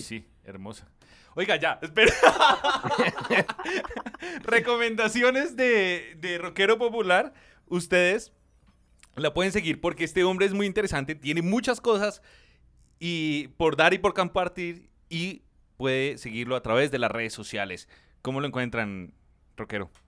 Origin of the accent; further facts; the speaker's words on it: Soacha, Cundinamarca, Colombia; Yo crecí en Suacha, era más barato